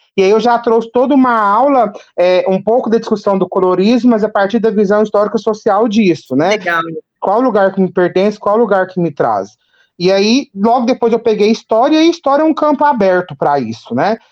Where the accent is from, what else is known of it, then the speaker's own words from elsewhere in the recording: Capinópolis, Minas Gerais, Brazil; also born or lived in Ituiutaba; eu sou de, do Triângulo Mineiro, de Minas Gerais, da cidade de Capinópolis